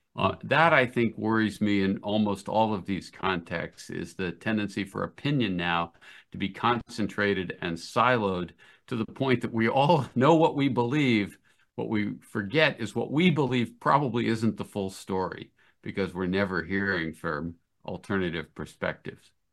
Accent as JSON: {"language": "English", "country": "United States", "said": "As an American"}